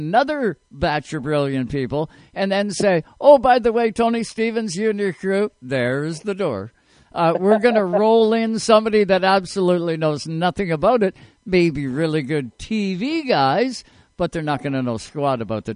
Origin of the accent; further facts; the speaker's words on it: Nova Scotia, Canada; I'm from Nova Scotia.